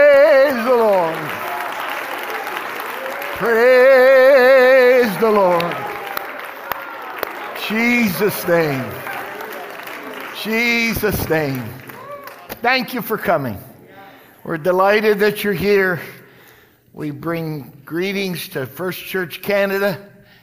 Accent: West Virginia, United States; I was raised in West Virginia. I was a hillbilly kid

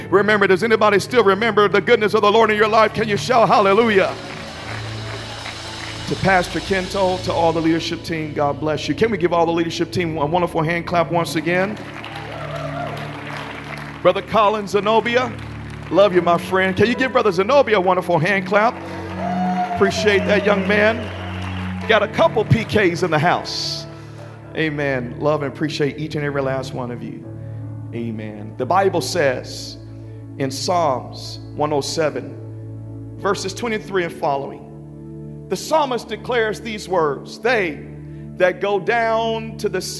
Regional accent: Memphis, Tennessee, United States; I grew up in Memphis, Tennessee, in a drug-infested, gang-infested apartment.

